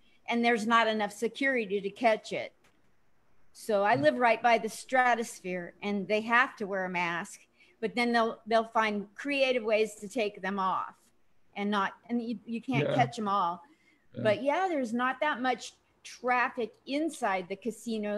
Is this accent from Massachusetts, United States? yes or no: no; Portland, Oregon, United States; moved away as an adult; also born or lived in New York / California; now in Las Vegas, United States; I grew up in Portland, Oregon